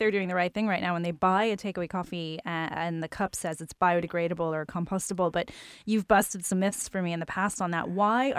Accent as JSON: {"language": "English", "country": "United States", "tie": "born or raised there", "moved": "yes", "lives_now": "Ireland", "said": "where I grew up in America."}